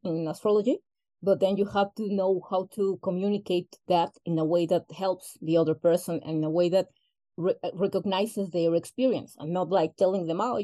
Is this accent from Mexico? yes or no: yes; Mexico; first language Spanish; English is a second language; I'm Mexican, okay. Born and raised.